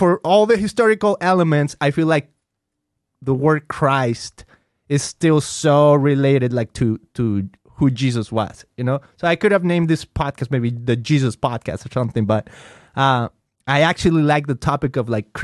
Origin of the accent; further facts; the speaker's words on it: Mexico; first language Spanish; English is a second language; I grew up in Mexico